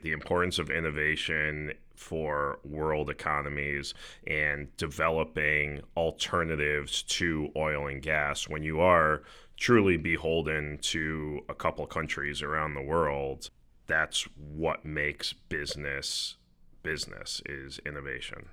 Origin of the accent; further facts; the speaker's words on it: United States; we as American investors